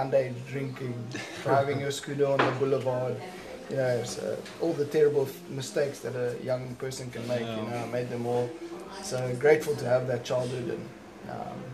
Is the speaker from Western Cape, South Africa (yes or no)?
no; Ballito, KwaZulu-Natal, South Africa; my life growing up on the North Coast in Belito